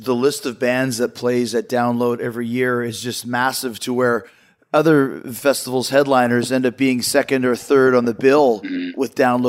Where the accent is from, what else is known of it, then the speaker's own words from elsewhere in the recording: Winnipeg, Manitoba, Canada; growing up in Winnipeg, 87, 88